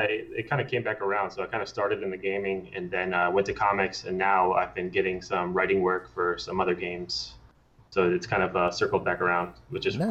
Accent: Maryland, United States; moved away as an adult; now in California, United States; I am from Maryland, um, and then I moved out to California on my own when I was 19

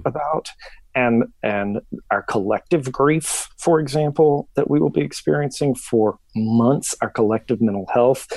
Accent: Memphis, Tennessee, United States; now in Jackson, United States; I was born and raised in Memphis

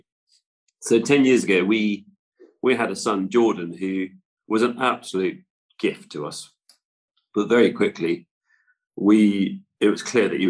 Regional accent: West Cornwall, South West England, United Kingdom; our part of the world, in West Cornwall. So obviously it wasn't the immediate thing I did when I left school, but I went into building as a Cornish mason

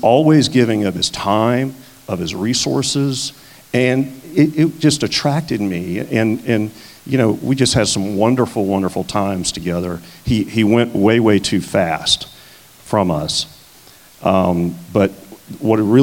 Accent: South Louisiana, United States; moved away; I grew up in South Louisiana, and I was a Catholic

